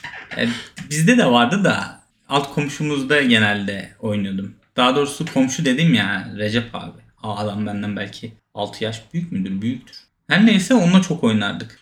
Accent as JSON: {"language": "Turkish", "town": "Hendek", "region": "Sakarya", "country": "Turkey", "tie": "born or raised there", "said": "Ben Hendek'te doğdum. Hendek Sakarya."}